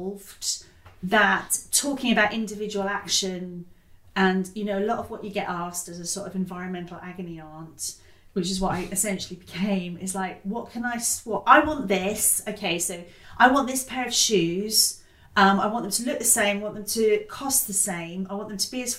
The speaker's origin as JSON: {"language": "English", "town": "Totnes", "region": "South West England", "country": "United Kingdom", "tie": "born or raised there", "said": "I grew up partly in Totnes in Devon, which is like deeply ecological"}